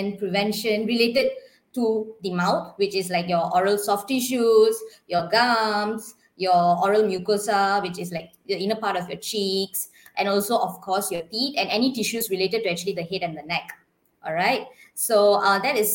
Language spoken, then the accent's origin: English; Ipoh, Perak, Malaysia; moved away as an adult; also born or lived in Sarawak; Ipoh, my hometown